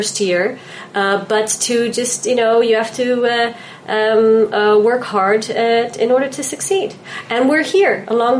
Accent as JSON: {"language": "English", "country": "Netherlands", "tie": "born or raised there", "also_born_or_lived": "New York, United States", "moved": "as an adult", "lives_now": "Israel", "said": "Born and raised in Holland, but I lived in New York for almost 4 years."}